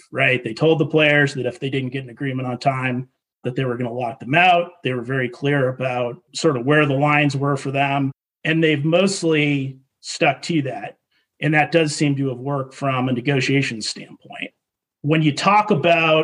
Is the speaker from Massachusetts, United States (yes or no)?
yes; Boston, Massachusetts, United States; I grew up in Boston